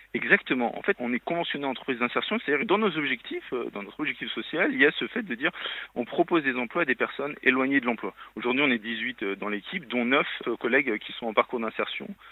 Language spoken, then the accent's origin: French; Lyon, Auvergne-Rhône-Alpes, France; je suis lyonnais